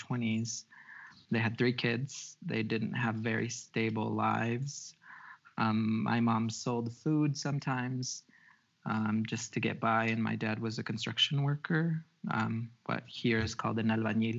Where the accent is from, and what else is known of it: outside of Chicago, Illinois, United States; born or raised there; English is a second language; also born or lived in Xalapa, Veracruz, Mexico; now in Mexico